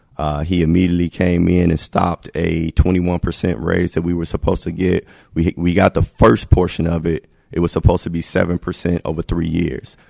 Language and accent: English; Gary, Indiana, United States; I'm from Gary